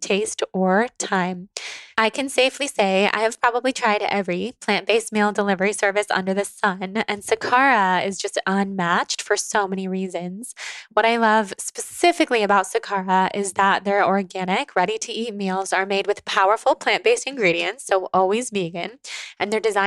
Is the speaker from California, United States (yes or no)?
yes; Sacramento, California, United States; we're both from Sacramento, from the Sacramento area